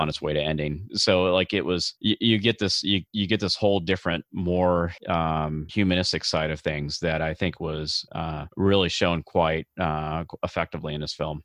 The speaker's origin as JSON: {"language": "English", "area": "outside of Chicago", "region": "Illinois", "country": "United States", "tie": "born or raised there", "said": "I grew up outside of Chicago"}